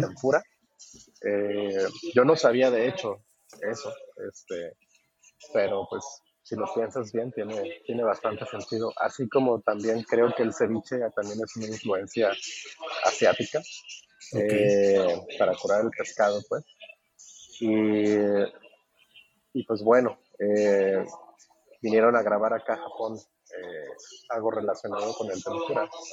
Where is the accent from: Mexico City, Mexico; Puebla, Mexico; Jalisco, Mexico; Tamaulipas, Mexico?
Jalisco, Mexico; Guadalajara; moved away as an adult; also born or lived in Tepic, Nayarit / Canada; now in Japan; nací en Nayarit, en Tepic, Nayarit, pero me crié en Guadalajara